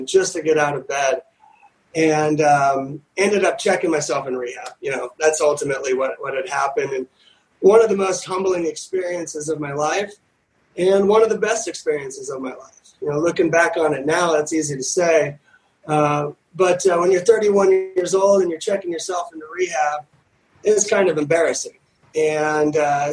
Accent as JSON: {"language": "English", "town": "Newport Beach", "region": "California", "country": "United States", "tie": "born or raised there", "said": "growing up in Newport Beach and Orange County"}